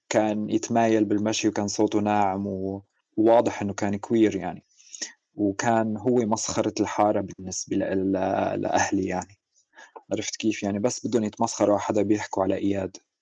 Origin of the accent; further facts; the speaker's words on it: Suwayda, As-Suwayda Governorate, Syria; ولدت بمدينة السويداء بالجنوب السوري